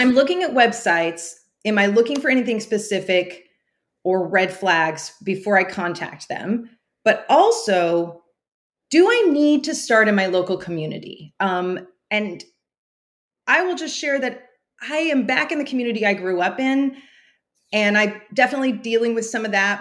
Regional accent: Central Valley, California, United States; moved away as an adult; also born or lived in Pacific Northwest; I grew up in California in the Central Valley

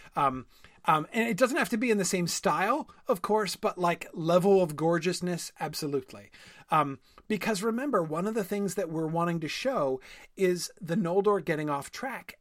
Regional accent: New England, United States; I grew up in New England

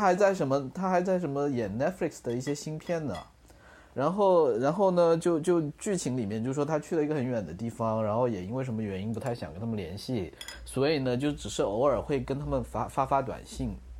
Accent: Guangdong, China; 我也做一个广东人，我也经常被北方人觉得很exotic啊

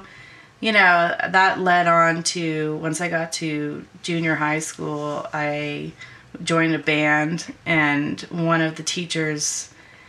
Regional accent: Northern Ontario, Canada; moved away as an adult; also born or lived in Seattle; I grew up in Northern Ontario

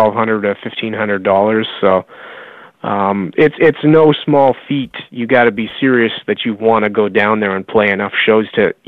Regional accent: Canada; a Canadian band

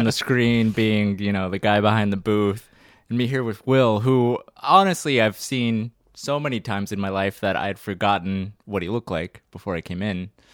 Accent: Baton Rouge, Louisiana, United States; I was born in Baton Rouge, Louisiana, so I'm a Southern boy.

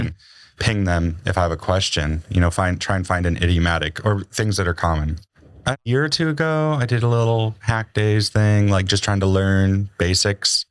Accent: Montana, United States; moved away; I grew up in Montana

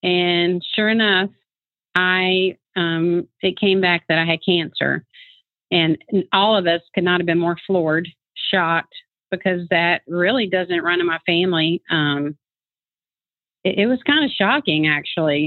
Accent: North Carolina, United States; now in Kennesaw, United States; I grew up in North Carolina

